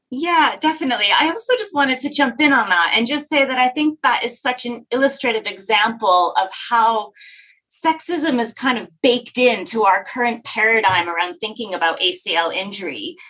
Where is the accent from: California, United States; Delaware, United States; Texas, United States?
Texas, United States; I grew up in Texas.